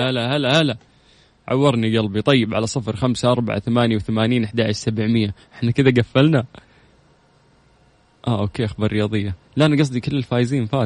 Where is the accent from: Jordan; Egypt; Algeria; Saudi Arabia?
Saudi Arabia; Jeddah, Makkah Province; من جدة